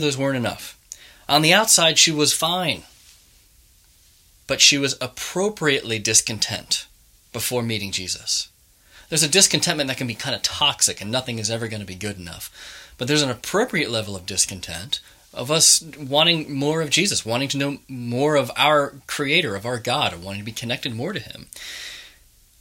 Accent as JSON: {"language": "English", "town": "Manchester", "region": "North West England", "country": "United Kingdom", "said": "being a Mancunian. We're very proud"}